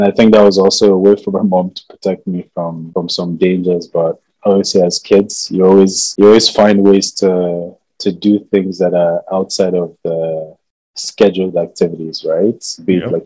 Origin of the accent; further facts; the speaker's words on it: Lagos, Nigeria; I grew up in Lagos